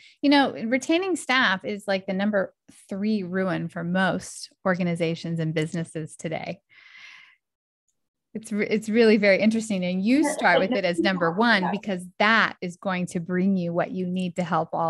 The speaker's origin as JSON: {"language": "English", "region": "Texas", "country": "United States", "tie": "born or raised there", "said": "I grew up in Texas"}